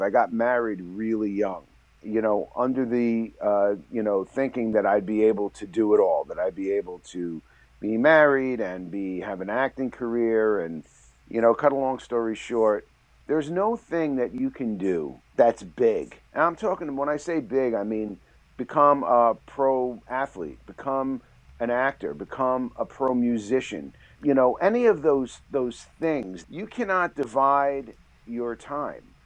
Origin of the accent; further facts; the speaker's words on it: New York City, New York, United States; I was born and raised in, in the Bronx